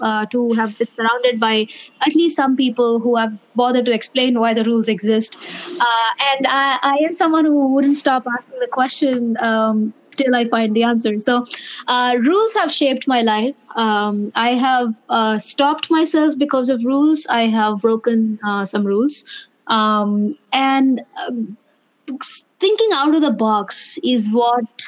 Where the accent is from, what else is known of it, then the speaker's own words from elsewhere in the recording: North India, India; moved away as an adult; now in Bay Area, United States; I grew up in the north of India, but my family is from the south of India.